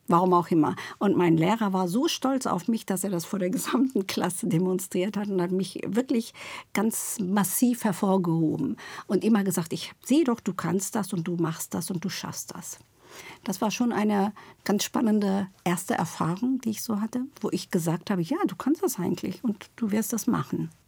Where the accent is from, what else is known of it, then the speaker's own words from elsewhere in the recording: Duisburg, North Rhine-Westphalia, Germany; also born or lived in Turkey; now in Berlin, Germany; Ich komme aus Duisburg-Rheinhausen sogar.